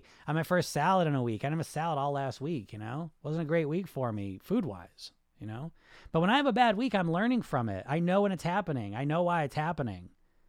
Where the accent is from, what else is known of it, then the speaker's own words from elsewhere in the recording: Netherlands; English is a second language; Oh, okay, I'm from the Netherlands.